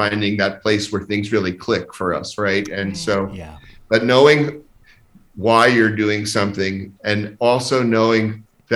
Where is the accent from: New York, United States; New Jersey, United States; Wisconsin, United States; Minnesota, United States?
New Jersey, United States; moved away as an adult; also born or lived in Vermont / Chicago / Cincinnati / Texas; now in Omaha, United States; I grew up in New Jersey